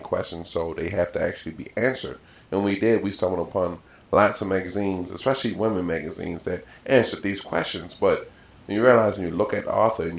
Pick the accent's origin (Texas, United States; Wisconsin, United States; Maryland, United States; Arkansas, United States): Maryland, United States; Baltimore; I grew up in Baltimore City. I've pretty much been here my entire life